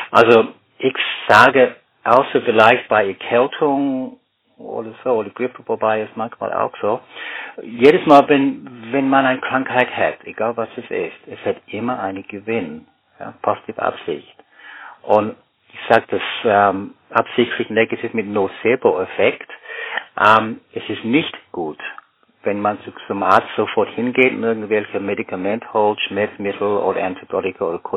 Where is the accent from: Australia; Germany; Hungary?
Australia; Canberra, Australian Capital Territory; German is a second language; ein Detektiv-Thriller über einen Massenmörder in Australien, also in Canberra, wieder da, wo ich aufgewachsen bin.